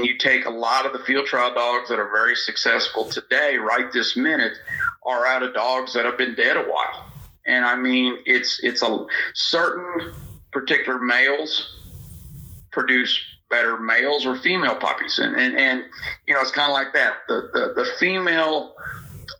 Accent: Northwest Missouri, United States; I was brought up in Northwest Missouri

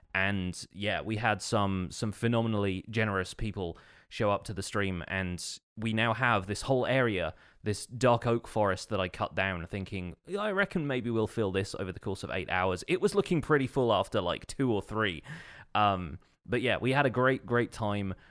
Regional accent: United Kingdom; being British

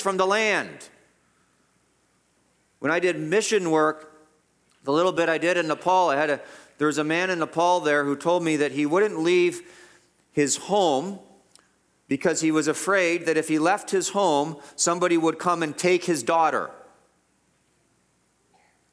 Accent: Guelph, Ontario, Canada; I grew up in Guelph, the whole city was our playground

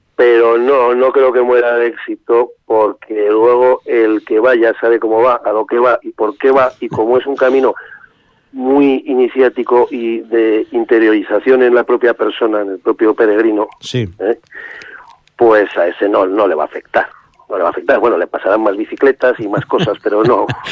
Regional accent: Estella, Navarre, Spain; yo nací en Estella

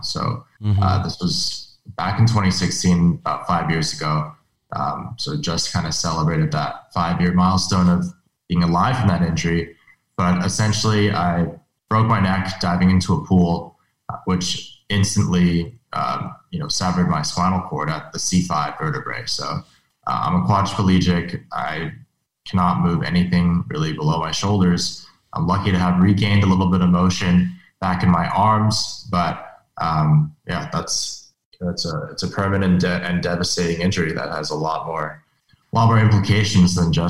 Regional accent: Beijing, China; also born or lived in Hong Kong / Europe; now in United States; so I was born in the States, but actually spent most of my life abroad. So I spent most of my time between Beijing, Hong Kong, some time in Europe as well. And I came here for high school and college.

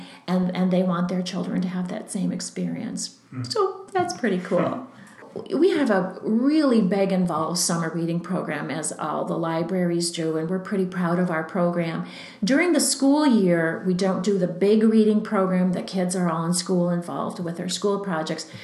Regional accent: Green Bay, Wisconsin, United States; now in Redwood Falls, United States; Growing up in Green Bay, and the Southwest branch was the little library closest to my home

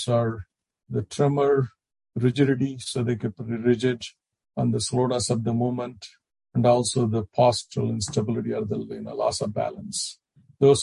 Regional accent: India; moved away as an adult; now in United States; when I grew up and back in India

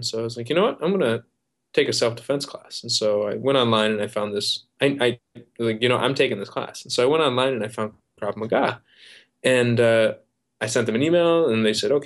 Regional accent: Midwest, United States; I grew up in the Midwest

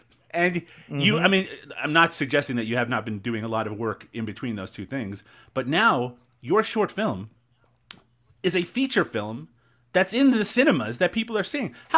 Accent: Newfoundland and Labrador, Canada; accent: Newfoundland; I'm from Newfoundland

